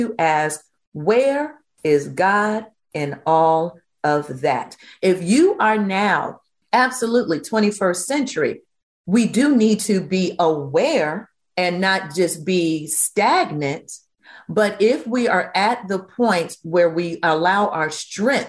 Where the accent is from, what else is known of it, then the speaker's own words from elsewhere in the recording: Virginia, United States; growing up in Virginia in the Baptist tradition